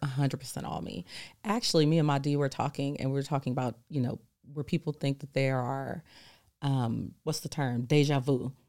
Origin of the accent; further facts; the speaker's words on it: California, United States; I'm from California